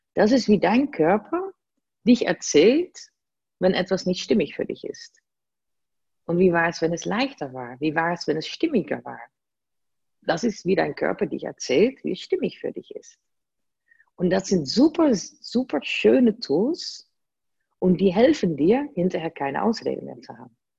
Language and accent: German; Netherlands; German is a second language; moved away as an adult; now in Germany; ich bin gebürtige Holländerin, man hört das kaum